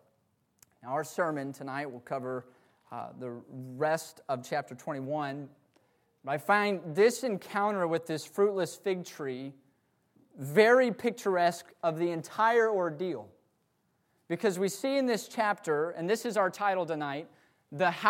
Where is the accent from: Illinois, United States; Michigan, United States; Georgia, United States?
Georgia, United States; we're from Georgia